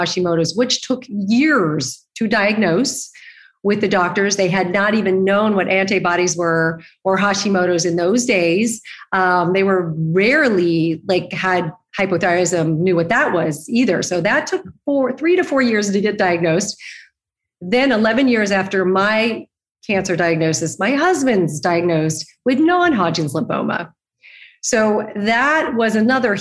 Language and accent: English; Arizona, United States; moved away as an adult; also born or lived in New York; now in Los Angeles, United States; I grew up in Arizona